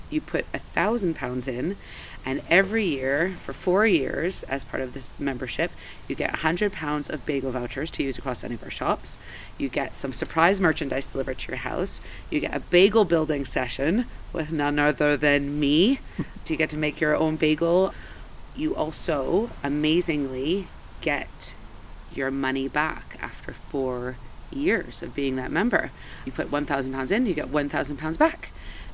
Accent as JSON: {"language": "English", "town": "Montreal", "region": "Quebec", "country": "Canada", "tie": "born or raised there", "also_born_or_lived": "Portobello, Edinburgh", "moved": "yes", "lives_now": "Edinburgh, United Kingdom", "said": "This is what I grew up with in Montreal"}